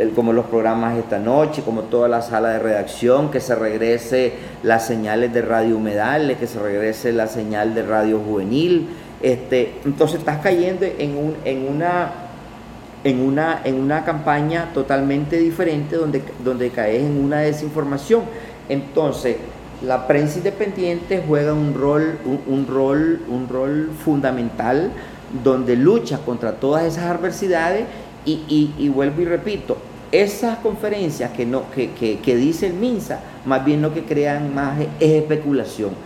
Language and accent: Spanish; Nicaragua; yo como nicaragüense